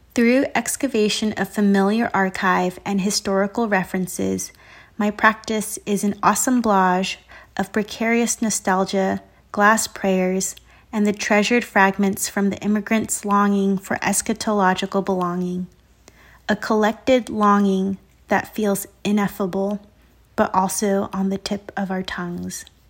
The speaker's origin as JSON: {"language": "English", "region": "Southern California", "country": "United States", "tie": "born or raised there", "moved": "yes", "lives_now": "Chicago, United States", "said": "I'm an artist and visual maker currently located in Chicago and born and raised in Southern California"}